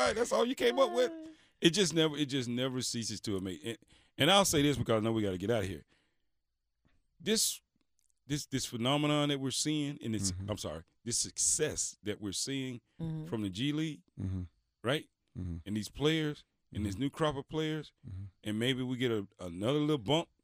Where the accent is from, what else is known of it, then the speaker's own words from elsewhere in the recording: Mississippi, United States; growing up in Mississippi and being from Mississippi